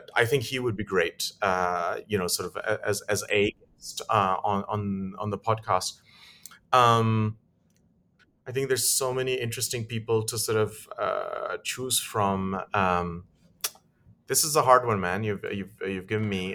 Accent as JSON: {"language": "English", "town": "Lusaka", "region": "Lusaka Province", "country": "Zambia", "tie": "born or raised there", "moved": "yes", "said": "I grew up in Africa"}